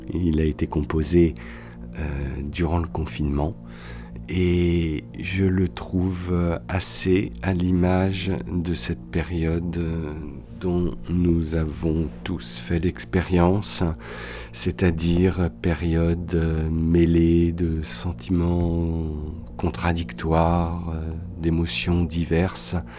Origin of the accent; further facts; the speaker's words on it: Paris, Île-de-France, France; moved away as an adult; now in Toulouse, France; J'habite Toulouse depuis une vingtaine d'années. Je suis parisien d'origine.